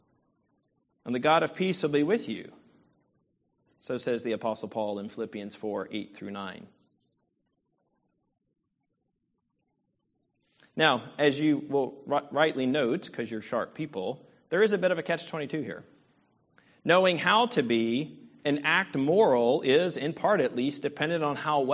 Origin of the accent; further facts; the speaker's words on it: Virginia, United States; now in Southern California, United States; I am from Virginia. I live in California, but I am from Virginia. I'm a proud Virginia